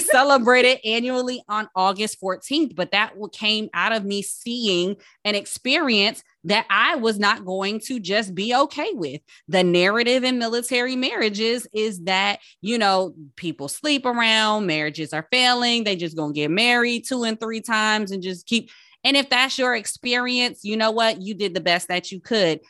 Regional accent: Paterson, New Jersey, United States; I'm from Patterson

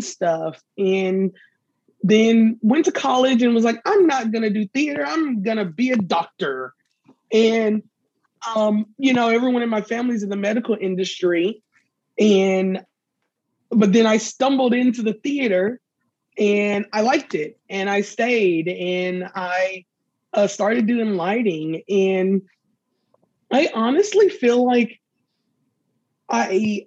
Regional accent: the South, United States; I grew up in the South

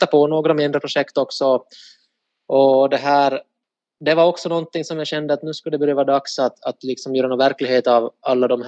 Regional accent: Ostrobothnia, Finland; Eh, främst i Österbotten

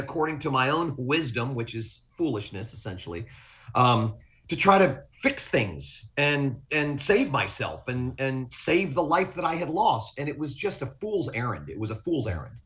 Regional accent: Fort Lauderdale, Florida, United States; also born or lived in Willis, Texas; I'm not from Texas. I'm from South Florida. Fort Lauderdale's my home

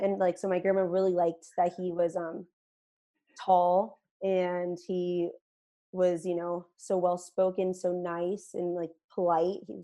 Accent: California, United States; moved away as an adult; also born or lived in Michigan / Las Vegas; now in Denver, United States; since I'm from California, I wear Vans a lot

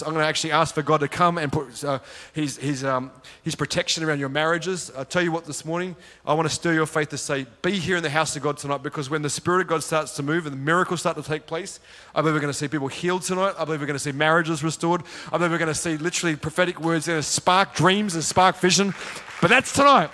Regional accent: Sydney, New South Wales, Australia; accent: Australian; moved away as an adult; now in Gold Coast, Australia; both my wife and I, we grew up in Sydney. We lived in Sydney and we moved to the Gold Coast, which is where we live

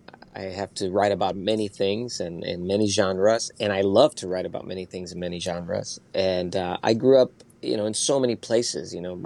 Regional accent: Spain; I do have influence from my dad listening to Mexican music and me growing up in Spain.

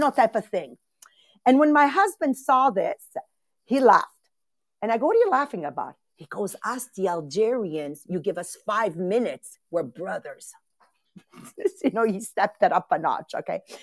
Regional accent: Castelvetere, Campania, Italy; moved away; I'm born in Castelvetri

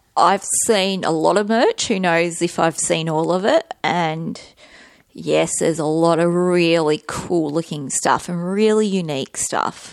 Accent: Australia

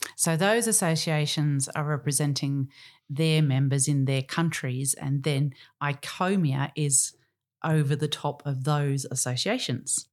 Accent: Australia; as an Australian

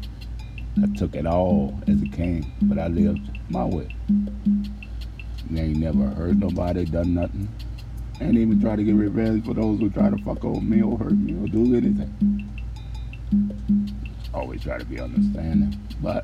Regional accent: New Orleans, Louisiana, United States; moved away; I was raised in Desire

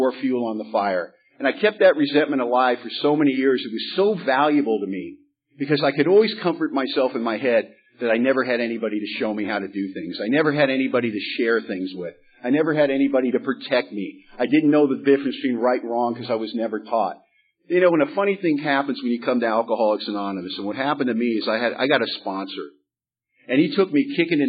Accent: Los Angeles, California, United States; now in Bellingham, United States; I grew up in Hollywood, California

